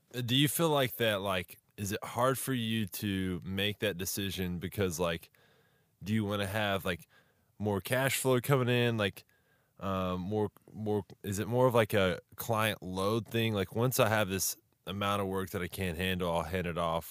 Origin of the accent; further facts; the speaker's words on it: Texas, United States; I'm from Texas as well